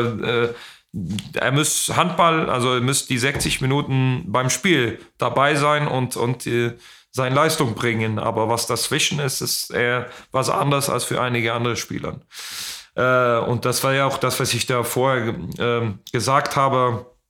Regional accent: Ystad, Skåne, Sweden; German is a second language; moved away; in Istad, äh, in meiner, wo ich, in das Haus, wo ich aufgewachsen bin.

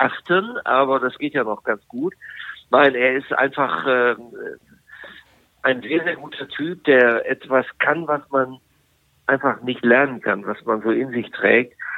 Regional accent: Bielefeld, North Rhine-Westphalia, Germany; now in Frankfurt, Germany; da ich ja in Bielefeld groß geworden bin. Und, äh, dass Bielefeld nach wie vor, obwohl ich schon so lange in Frankfurt lebe, als meine Heimatstadt bezeichne

